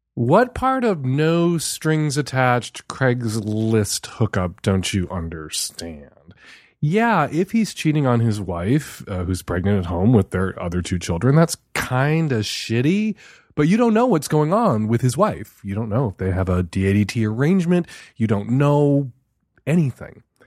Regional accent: Chicago, Illinois, United States; the neighborhood I grew up in Chicago

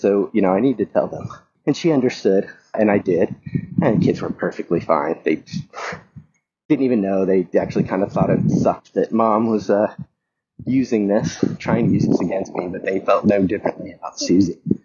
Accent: the South, United States; moved away; I grew up in the South in a fairly, very conservative family

